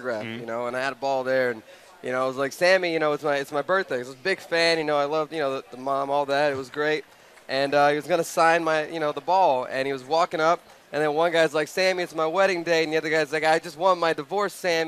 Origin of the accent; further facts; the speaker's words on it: Houston, Texas, United States; I grew up in Houston